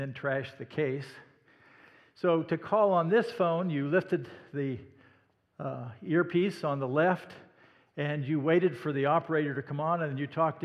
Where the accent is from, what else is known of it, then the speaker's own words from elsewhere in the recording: Indianola, Iowa, United States; I was raised in Iowa, Indianola, Iowa, in fact, just south of Des Moines